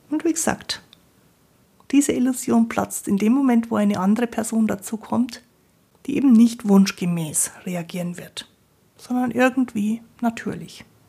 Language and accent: German; Bavaria, Germany; Ich bin ja aus Bayern, bei uns sagt man Grüß Gott.